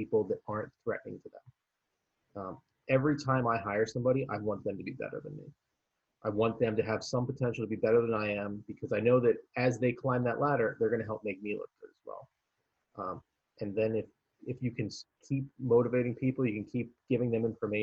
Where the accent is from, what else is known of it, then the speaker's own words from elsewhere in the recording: Philadelphia, Pennsylvania, United States; moved away as an adult; also born or lived in Miami, Florida; I was from Philadelphia. I was going to go back there for the summer anyway.